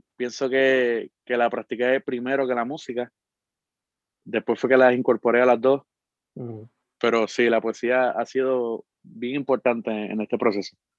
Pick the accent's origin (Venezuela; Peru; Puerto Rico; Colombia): Puerto Rico; Arecibo; Nací y me crié en Arecibo, en el barrio Sabanahoyo